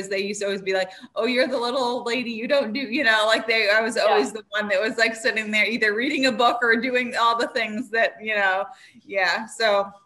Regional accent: Massachusetts, United States; also born or lived in Northern Vermont; now in Vermont, United States; I grew up in Massachusetts

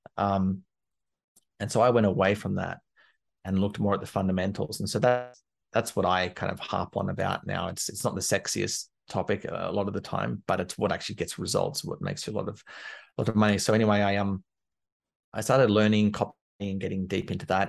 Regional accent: Canberra, Australian Capital Territory, Australia; moved away as an adult; also born or lived in London; I'm from Canberra in Australia, which is the capital, but it's not a big city

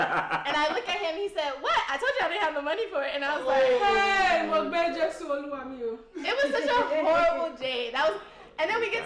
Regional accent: Houston, Texas, United States; I'm from Houston

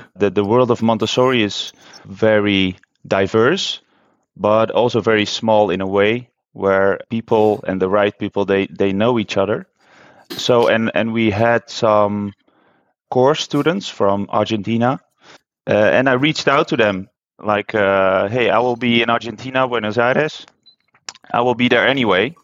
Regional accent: Netherlands; moved away as an adult; also born or lived in China; I'm from Holland

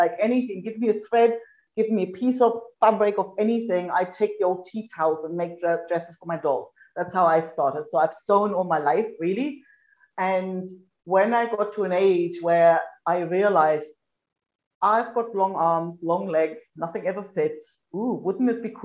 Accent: East Germany, Germany; moved away as an adult; now in Australia; I grew up in East Germany.

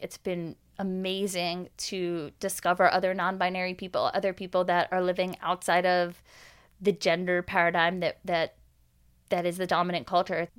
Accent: Long Island, New York, United States; I grew up in New York, I grew up in Long Island

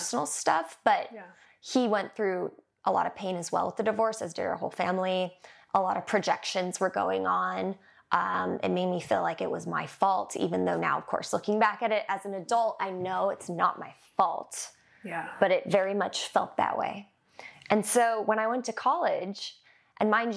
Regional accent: Manhattan Beach, California, United States; growing up in Manhattan Beach

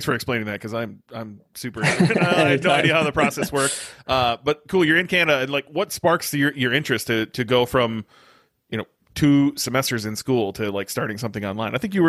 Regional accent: United States; I'm so ignorant being an American, and you know, like I just don't know.

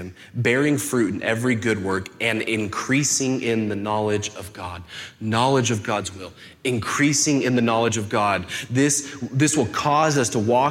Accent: Rancho Cucamonga, California, United States; moved away as an adult; also born or lived in Texas; I was born and raised here in Rancho, and my folks' house is up, tucked into the foothills

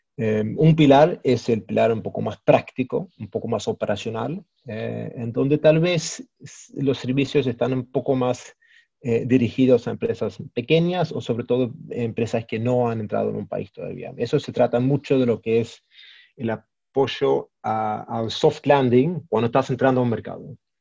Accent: Stockholm, Stockholm County, Sweden; also born or lived in Mexico; nacido y criado en Suecia, en Estocolmo.

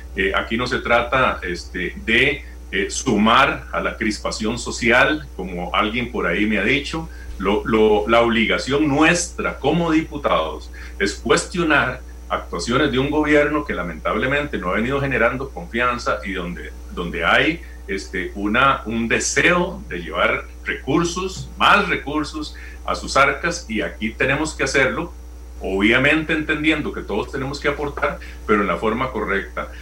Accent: Costa Rica; Nosotros tenemos derecho como costarricenses y como diputados

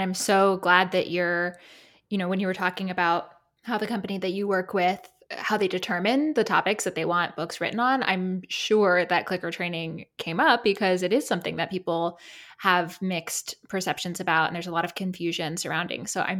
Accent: South Carolina, United States; I'm from South Carolina, but my hometown's close to Savannah, Georgia.

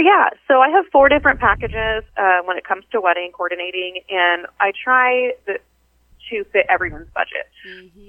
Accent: Wichita, Kansas, United States; also born or lived in northern Illinois; I grew up here in Wichita, Kansas

